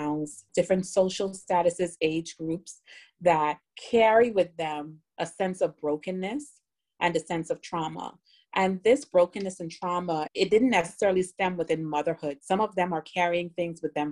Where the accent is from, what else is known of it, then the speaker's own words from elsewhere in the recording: Bahamas; also born or lived in South Florida; now in Miami, United States; I was born in South Florida, but raised in the Bahamas